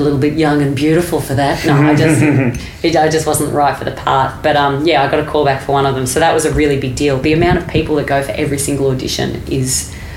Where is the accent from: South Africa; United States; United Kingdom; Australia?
Australia; I'm Australian and my accent